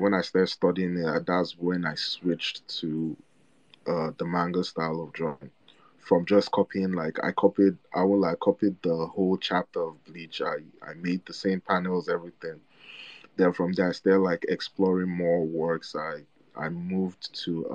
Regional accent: Nigeria; also born or lived in Egypt; now in Chicago, United States; I'm a kid living in Nigeria

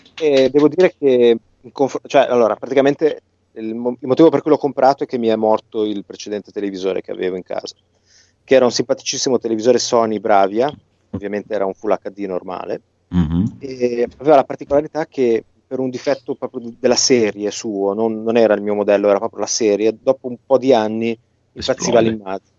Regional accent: Genoa, Liguria, Italy; Io da buon genovese

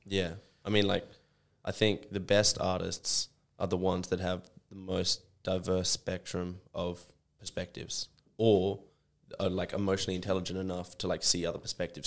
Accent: Sydney, New South Wales, Australia; now in Perth, Australia; I was born in Sydney

